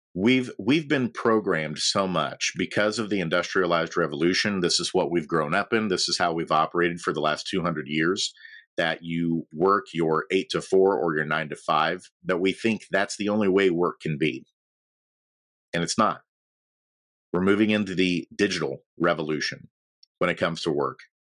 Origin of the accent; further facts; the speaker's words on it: Logansport, Indiana, United States; moved away; also born or lived in Nashville, Tennessee; I'm from Indiana. Um, a little town called Logansport